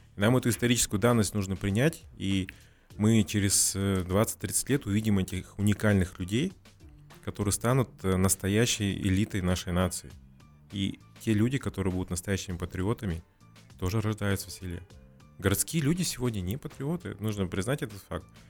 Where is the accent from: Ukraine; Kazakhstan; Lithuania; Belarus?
Kazakhstan